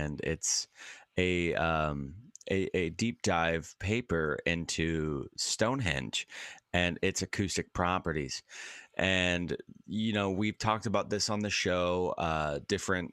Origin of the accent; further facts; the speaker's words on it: Washington, United States; I'm a Washingtonian, actually. I was born and raised in Washington State